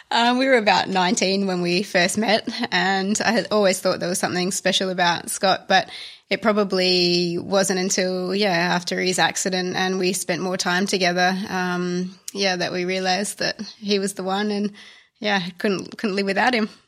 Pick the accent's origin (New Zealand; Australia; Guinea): Australia; also born or lived in Italy; being an Australian